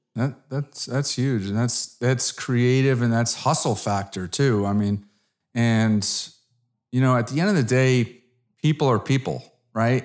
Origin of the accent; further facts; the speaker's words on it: Connecticut, United States; moved away as an adult; now in Dallas, United States; I'm an East Coast guy from Connecticut